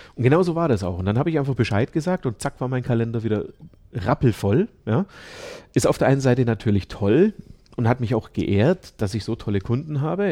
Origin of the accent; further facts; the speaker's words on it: Ulm, Baden-Württemberg, Germany; now in Landshut, Germany; Ich bin in Ulm geboren